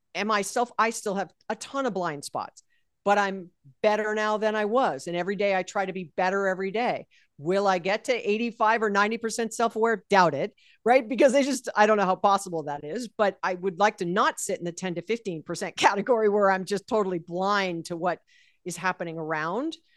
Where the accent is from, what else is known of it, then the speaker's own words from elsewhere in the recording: Hawaii, United States; I was born and raised in Hawaii